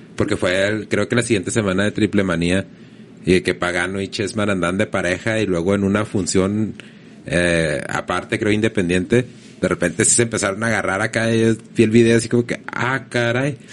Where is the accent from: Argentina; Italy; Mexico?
Mexico